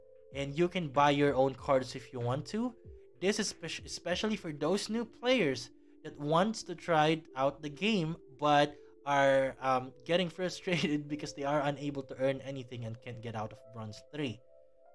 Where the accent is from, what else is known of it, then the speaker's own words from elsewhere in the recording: Philippines; my home country, the Philippines